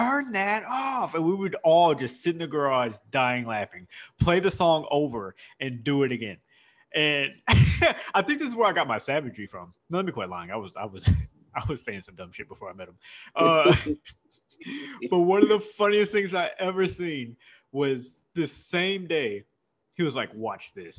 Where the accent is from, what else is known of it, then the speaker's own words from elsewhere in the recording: Houston, Texas, United States; I had one white friend growing up in Houston